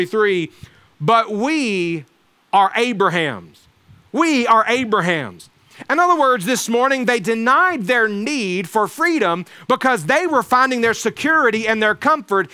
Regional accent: Alabama, United States; where I grew up in Alabama

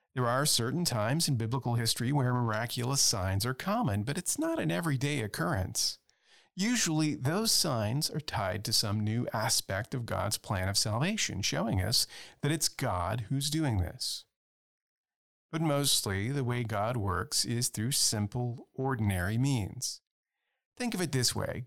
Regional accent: Louisiana, United States; I come from Louisiana, where there are constant hurricanes and floods

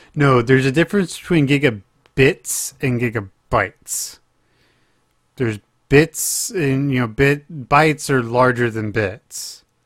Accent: Oklahoma, United States; moved away; I'm being from my home state

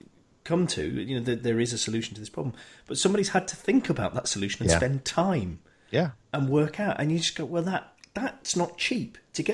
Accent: United Kingdom; because we're British

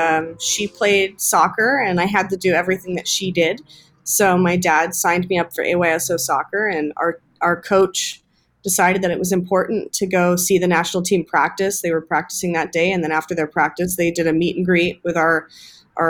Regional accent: Dana Point, California, United States; moved away as an adult; now in San Diego, United States; I grew up in South Orange County.

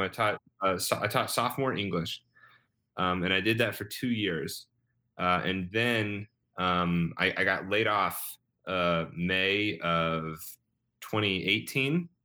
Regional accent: Rogersville, Missouri, United States; moved away as an adult; now in Chicago, United States; I grew up in Rogersville, Missouri, which is outside of Springfield, Missouri

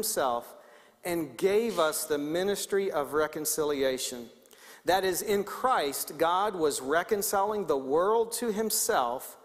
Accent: Baltimore, Maryland, United States; moved away; Baltimore, Maryland, which is where I grew up

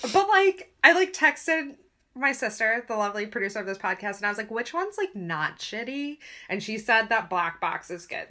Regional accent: United States; we're American, we went through the American system

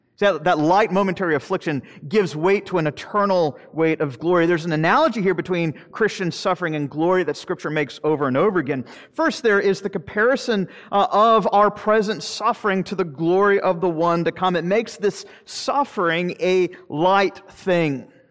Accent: Florida, United States; I'm from Florida. I'm a fifth generation Floridian

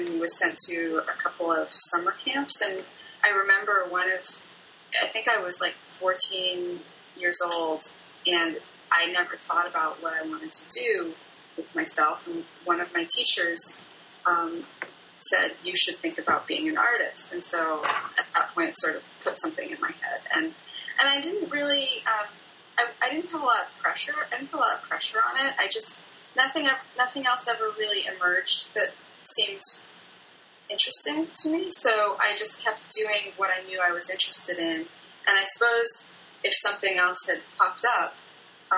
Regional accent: D.C., Maryland, United States; moved away as an adult; also born or lived in Bloomington-Normal, Illinois; now in Chicago, United States; I grew up in Maryland, outside of Washington, D.C., and came to Chicago to go to school.

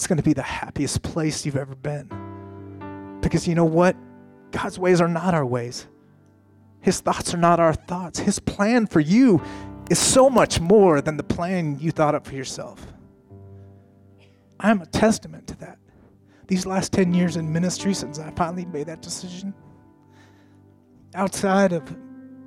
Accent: Colorado, United States; moved away; I grew up in Colorado

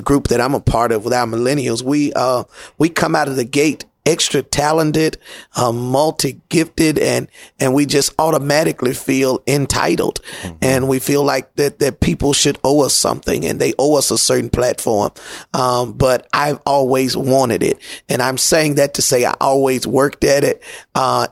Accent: Memphis, Tennessee, United States; born and raised in Memphis, Tennessee

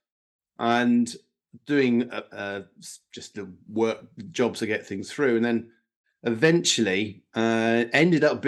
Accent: Sussex, South East England, United Kingdom; moved away; also born or lived in Bedfordshire; I was born and raised in Sussex, and then moved to Bedfordshire

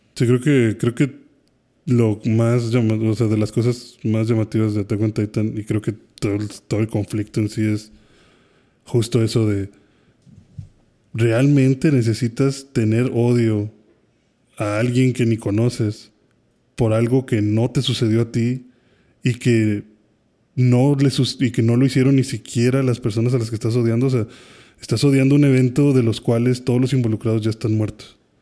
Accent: Mexico; Como mexicanos

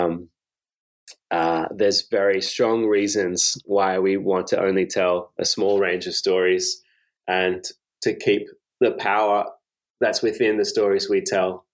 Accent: Sydney, New South Wales, Australia; the kind of version of Australia that I was living in, which was mostly in growing up in Sydney's western suburbs

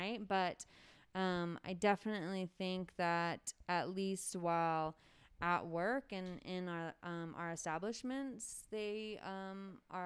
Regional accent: Mariposa, California, United States; Growing up here, I was very excited to get out

